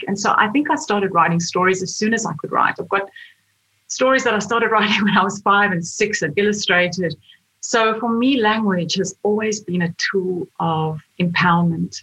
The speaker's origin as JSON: {"language": "English", "country": "South Africa", "moved": "as an adult", "lives_now": "Australia", "said": "When I was in South Africa, I, I wasn't a writer. I was I was a lawyer"}